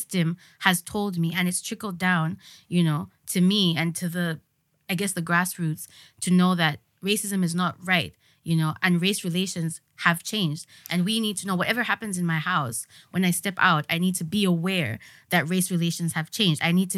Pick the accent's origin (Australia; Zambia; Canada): Zambia; I'm Zambian first.